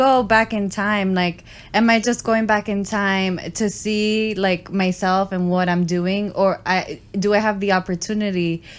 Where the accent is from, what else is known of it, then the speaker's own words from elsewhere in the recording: New York City, New York, United States; I would leave my hometown mm-hmm. In a heartbeat. Y'all could come visit. I mean, I feel like I've already experienced everything that New York has to offer.